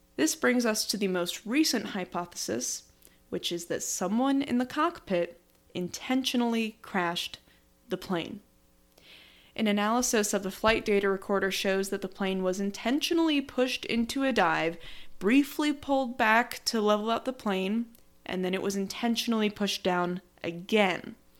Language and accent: English; United States; as an American